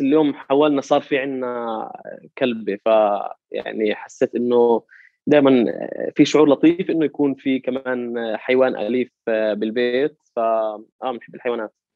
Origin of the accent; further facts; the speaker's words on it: Jerusalem, Palestine; also born or lived in Hebron / Jordan; أنا انولدت في مدينة القدس وتعلمت في مدارسها لحد الجامعة